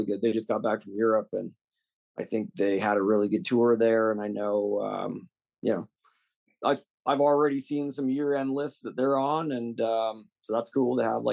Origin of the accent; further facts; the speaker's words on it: Calgary, Alberta, Canada; moved away; I'm from Calgary